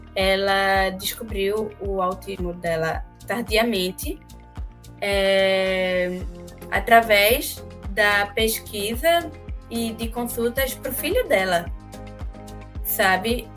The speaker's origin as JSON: {"language": "Portuguese", "town": "Recife", "region": "Pernambuco", "country": "Brazil", "said": "eu sou recifense"}